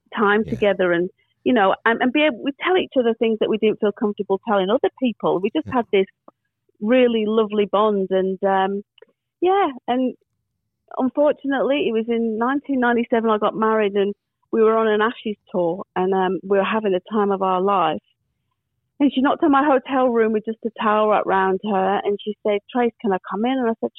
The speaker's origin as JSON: {"language": "English", "region": "England", "country": "United Kingdom", "said": "and she's English, I'm English, the same age."}